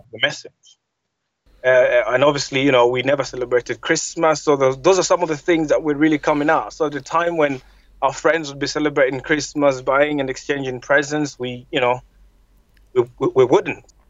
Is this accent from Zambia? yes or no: yes; Zambia; I grew up in Zambia